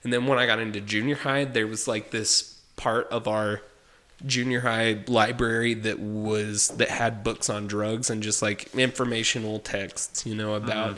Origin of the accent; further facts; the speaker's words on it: Texas Panhandle, United States; as a kid who, you know, in Panhandle, Texas